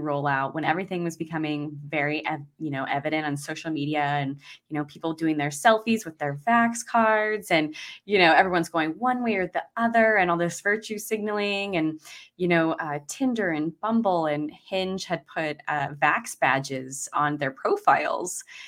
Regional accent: Idaho, United States; now in Maui, United States; I'm originally from Idaho, so I think that's where I got my freedom-loving spirit from

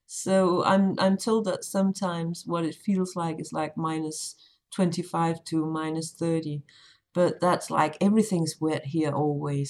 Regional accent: Denmark; I'm from Denmark, which is a tiny country

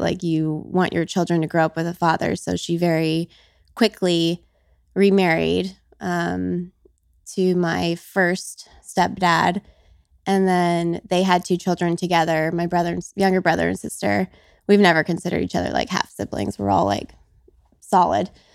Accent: Las Vegas, Nevada, United States; I was born and raised in Vegas

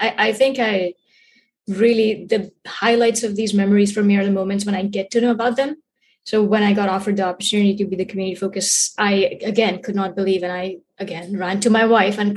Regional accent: India; moved away as an adult; now in United States; I was born and raised in India. I moved to the States in 2016 and I've been here since then.

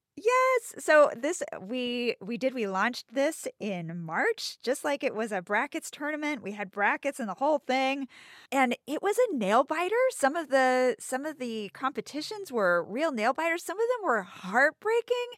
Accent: United States; an American

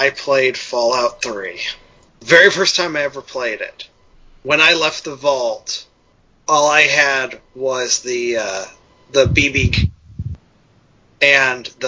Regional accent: St. Louis, Missouri, United States; I grew up in St. Louis

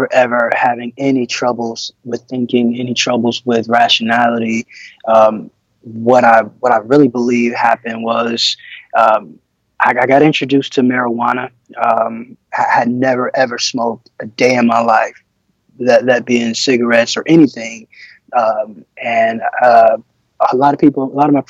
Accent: Detroit, Michigan, United States; I'm originally from Detroit, Michigan.

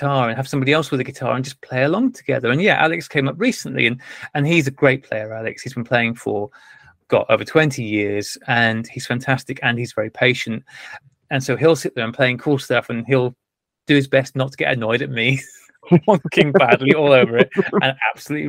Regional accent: North Wales, United Kingdom; I wasn't born and bred in Wales. I was just bred in Wales.

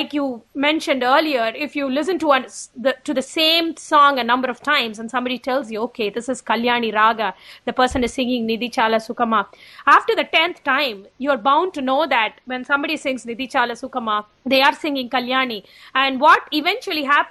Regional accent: Chennai, Tamil Nadu, India; moved away as an adult; also born or lived in Boston / Los Angeles; now in Albany, United States; I was born and raised in Chennai, which is in the state of Tamil Nadu in South India.

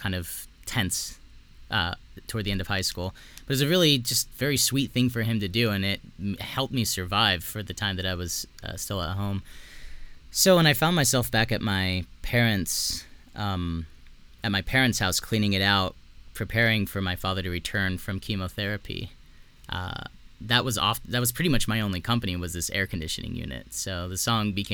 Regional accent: South Texas, United States; I grew up in South Texas

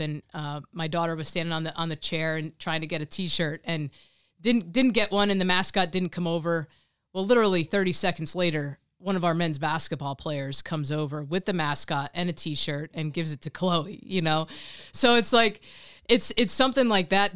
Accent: Monmouth County, New Jersey, United States; I grew up in Monmouth County. I went to high school, um, at Raritan High School

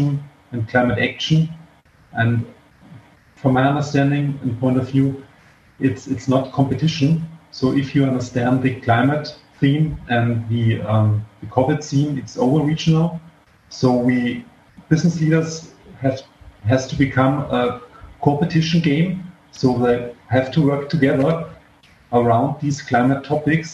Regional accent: South Germany, Germany; I was born in South Germany

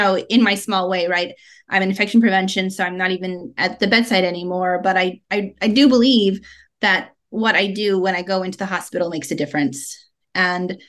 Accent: Colorado, United States; moved away as an adult; now in Las Vegas, United States; I'm originally from Colorado, and that's where I grew up.

